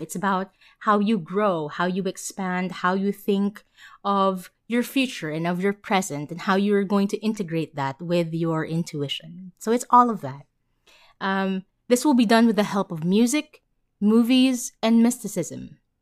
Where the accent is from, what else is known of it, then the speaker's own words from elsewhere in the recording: Manila, Metro Manila, Philippines; I was born and raised in Manila.